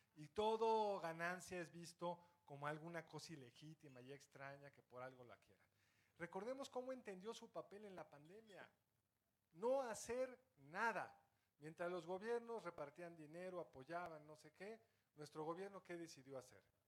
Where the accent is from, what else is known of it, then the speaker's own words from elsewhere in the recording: Mexico; soy mexicano